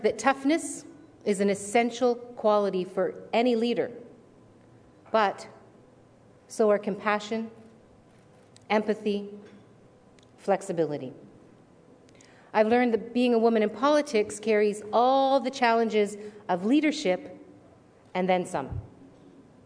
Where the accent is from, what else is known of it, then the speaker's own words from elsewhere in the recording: Hamilton, Ontario, Canada; I come from Steel Town